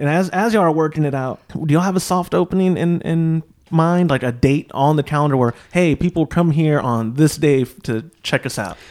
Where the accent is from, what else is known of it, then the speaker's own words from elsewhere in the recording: Austin, Texas, United States; I grew up near Marbridge, which is in South Austin